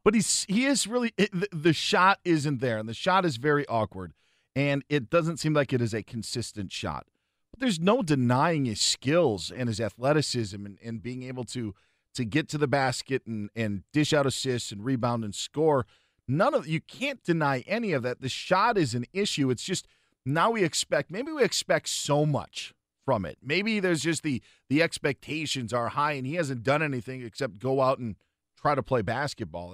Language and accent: English; Big Ten country, Midwest, United States; I'm from Big Ten country